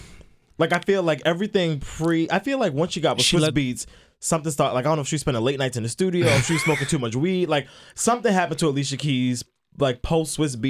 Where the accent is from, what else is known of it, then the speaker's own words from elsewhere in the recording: Brooklyn, New York, United States; It's just like, I'm from Brooklyn. This is what we do.